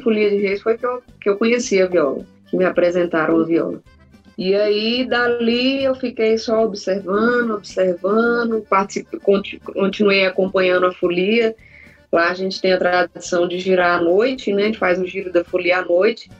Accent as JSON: {"language": "Portuguese", "town": "Brasília", "region": "Federal District", "country": "Brazil", "tie": "born or raised there", "also_born_or_lived": "Urucuia, Minas Gerais", "said": "Eu sou nascida em Brasília"}